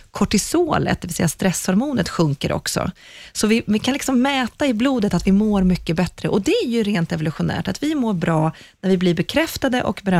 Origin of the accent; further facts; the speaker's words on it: Sweden; Vi är ju svenskar.